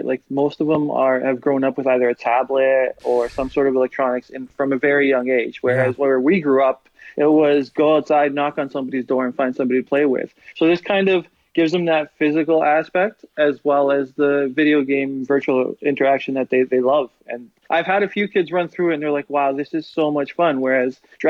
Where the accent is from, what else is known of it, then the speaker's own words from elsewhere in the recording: Canada; we're all Canadian here